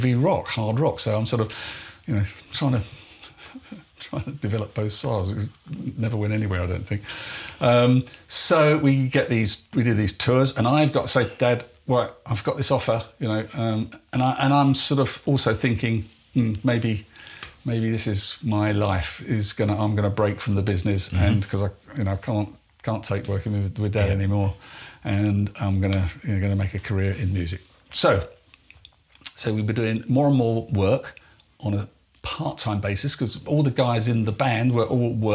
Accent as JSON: {"language": "English", "town": "Exmouth", "region": "South West England", "country": "United Kingdom", "tie": "born or raised there", "said": "in Exmouth, my hometown"}